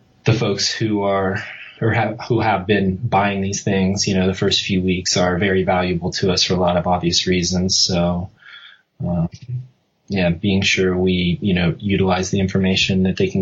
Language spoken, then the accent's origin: English; Columbus, Ohio, United States; moved away as an adult; now in San Diego, United States; I'm from Columbus originally, you know, and I moved out here to San Diego to go to school and really follow my dream to work in the motorcycle industry. So I would love the chance to go back to my hometown